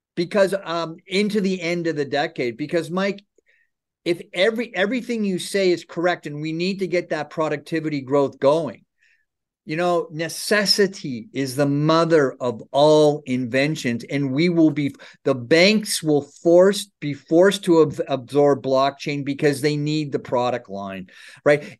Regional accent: Ontario, Canada; I grew up in Ontario

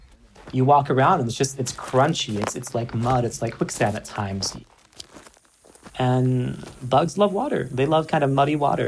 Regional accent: East Coast, United States; moved away; Well, I grew up on the East Coast where it rains all the time. It snows in the winter.

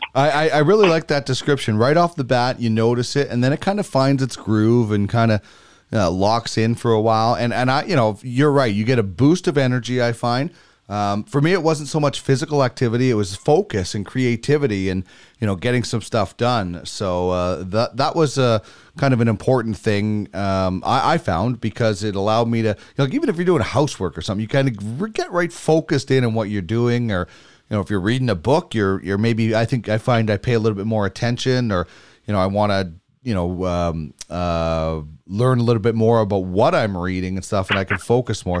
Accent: Brandon, Manitoba, Canada; moved away; my hometown, Brandon

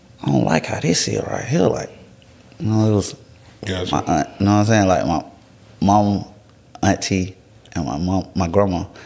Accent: Atlanta, Georgia, United States; I'm from Atlanta

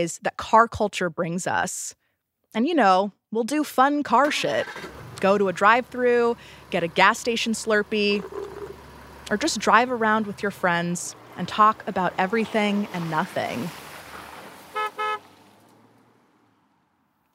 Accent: California, United States; I'm from California.

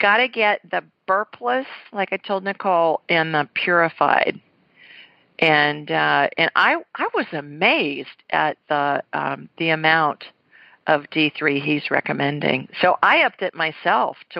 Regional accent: Ohio, United States; moved away; when I was little growing up in Ohio

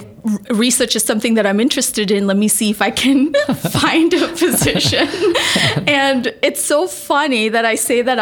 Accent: Malaysia; moved away; also born or lived in Iowa; I grew up in Malaysia

